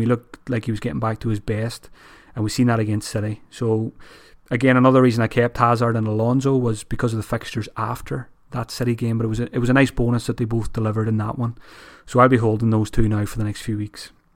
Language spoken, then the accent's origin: English; Ireland; as an Irish person